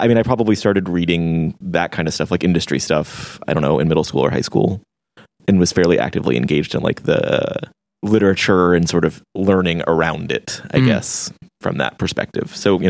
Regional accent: Dallas, Texas, United States; moved away as an adult; also born or lived in New York; I'm from Texas. I grew up in Dallas.

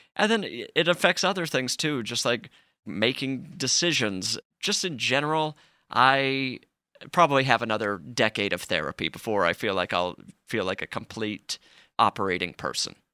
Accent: Utah, United States; I grew up in Utah

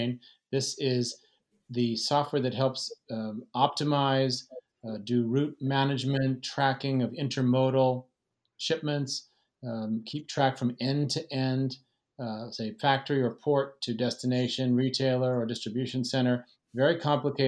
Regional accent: Fresno, California, United States; now in San Francisco, United States; I grew up in Fresno

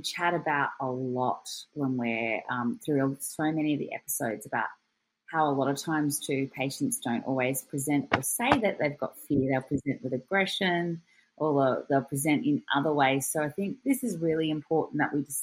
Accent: Australia; I'm your Australian host.

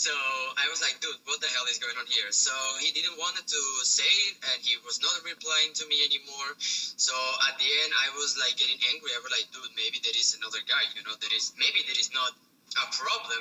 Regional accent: Spain; English is a second language; moved away as an adult; now in China; I'm from Spain

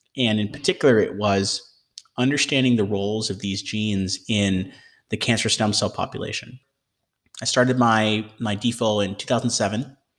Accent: Michigan, United States; moved away as an adult; also born or lived in Ohio / Oxford, United Kingdom; now in Boston, United States; I grew up in Michigan

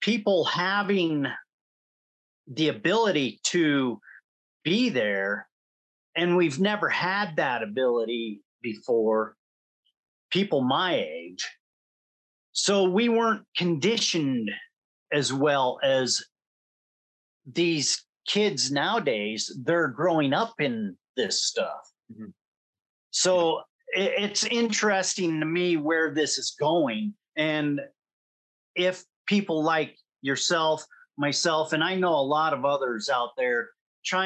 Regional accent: United States; I'm an American

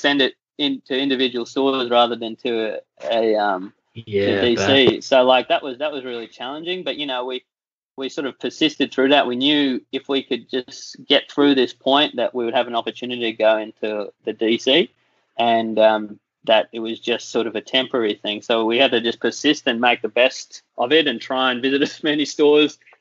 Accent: Australia; also born or lived in United States; as an Australian

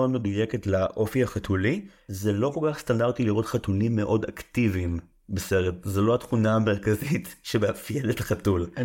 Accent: Haifa, Haifa District, Israel; אתה יודע, בתור חיפאי, גבעתיים זה הדבר הכי קרוב לזה.

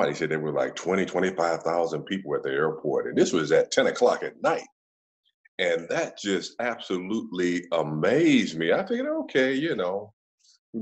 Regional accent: Chicago, Illinois, United States; moved away; also born or lived in Cleveland / Kansas City; we grew up on the south side of Chicago

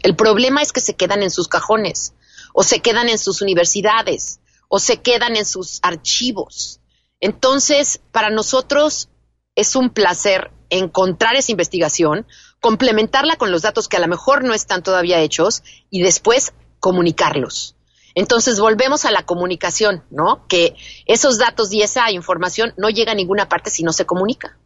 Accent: Mexico; moved away as an adult; now in United States; yo no crecí en Estados Unidos, yo crecí en México.

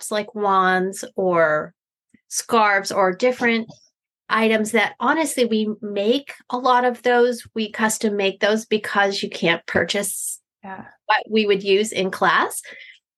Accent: Eastern Pennsylvania, United States; I am from Eastern Pennsylvania

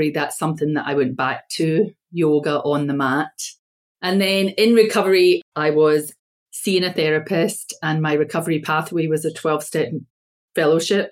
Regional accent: Scotland, United Kingdom; also born or lived in United States; And I'm from Scotland, but I was born in America and my father died. My parents were Scottish. So my father asked for us to be taken home to Scotland by my mother. And we were raised there.

